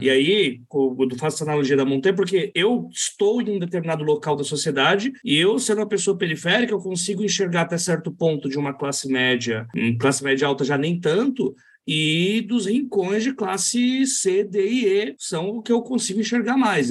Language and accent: Portuguese; São Paulo, Brazil; na minha quebrada